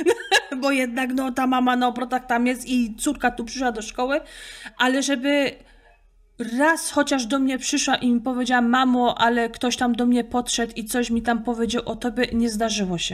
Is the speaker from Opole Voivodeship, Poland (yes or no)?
yes; Opole Voivodeship, Poland; accent: Silesian dialect (gwara, Opole); typowo to jest z opolskiego. Zawsze mnie mylą ze Śląska, bo niby Gotka jest tylko na Śląsku, ale w opolskim też się godo, typowo Górny Śląsk.